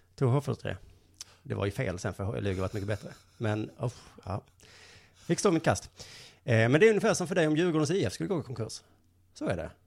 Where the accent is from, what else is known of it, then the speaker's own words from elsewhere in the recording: Lund, Skåne, Sweden; jag är ju från Lund